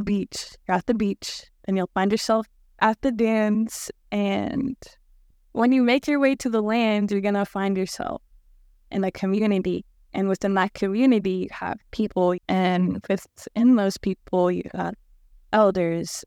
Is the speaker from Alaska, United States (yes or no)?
yes; Hooper Bay, Alaska, United States; I'm from Hooper Bay, and I was raised by a community and an elder, and let me just take you with me to my hometown called Hooper Bay